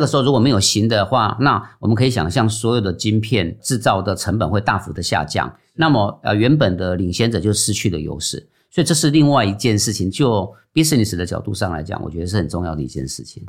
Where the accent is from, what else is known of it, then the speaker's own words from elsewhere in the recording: Taiwan; 我们是台湾人嘛，那可能那时候都比较乖一点